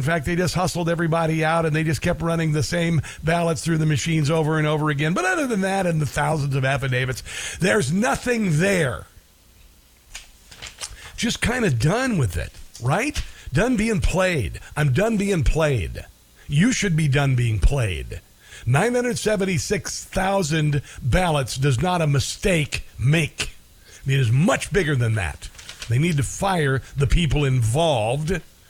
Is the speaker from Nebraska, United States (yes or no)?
yes; Nebraska, United States; a legislator from Nebraska, my home state